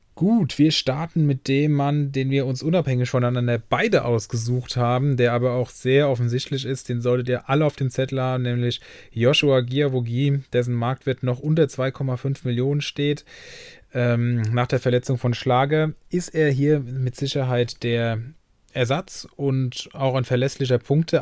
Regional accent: Germany; Mainz, also ich komme ja hier aus der Nähe

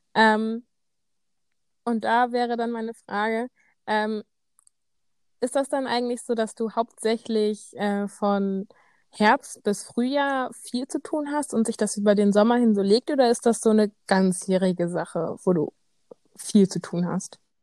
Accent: Bremen, Germany; bei uns in Bremen

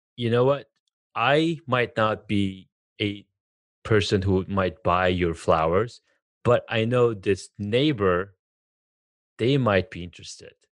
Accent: Southern California, United States; moved away; also born or lived in Denver; I'm from California, Southern California

